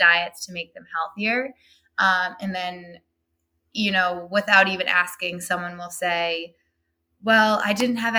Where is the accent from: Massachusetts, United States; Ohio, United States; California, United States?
Massachusetts, United States; Burlington; I started my own practice in my hometown of Burlington, Massachusetts